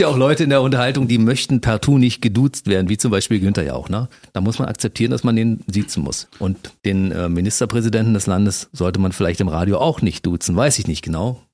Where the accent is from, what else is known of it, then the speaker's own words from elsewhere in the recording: Brandenburg, Germany; bin ja mit Leib und Seele Brandenburger